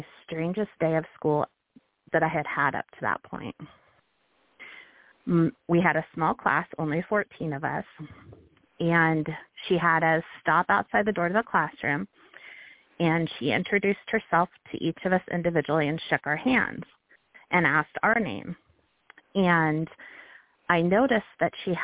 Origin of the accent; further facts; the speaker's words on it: Billings, Montana, United States; I grew up in Billings, Montana